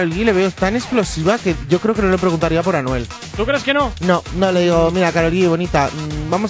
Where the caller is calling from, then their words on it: Malaga, Andalusia, Spain; efectivamente os escucho todas las mañanas desde aquí, desde Málaga.